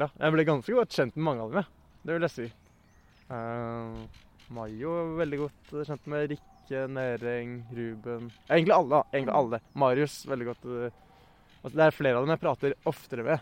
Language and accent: Norwegian; Oslo, Norway; jeg vokste opp på Bjølsen eh, fram til jeg var sånn ti